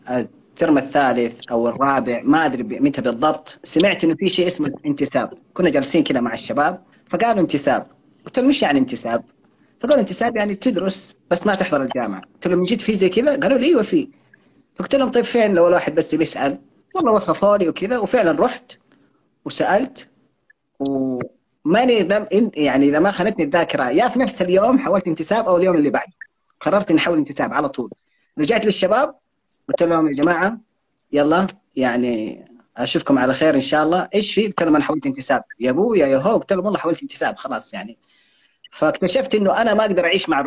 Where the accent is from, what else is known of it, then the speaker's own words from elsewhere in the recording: Hadhramaut, Yemen; انا انا انا حضرمي في بهذه الطريقه